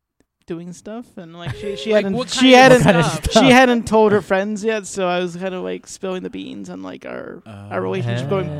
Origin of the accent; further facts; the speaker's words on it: Boston, Massachusetts, United States; I'm originally from Boston.